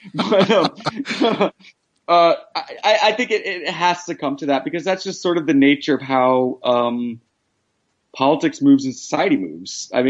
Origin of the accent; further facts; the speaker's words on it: Tennessee, United States; also born or lived in Midwest / South; You know, I'm from Tennessee and I grew up in the Midwest and the South.